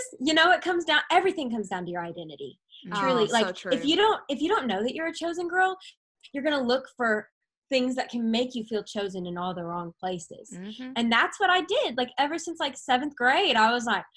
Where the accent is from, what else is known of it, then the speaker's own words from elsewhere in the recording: Arkansas, United States; moved away as an adult; now in Tennessee, United States; I'm from Arkansas. And then when I came to Tennessee for college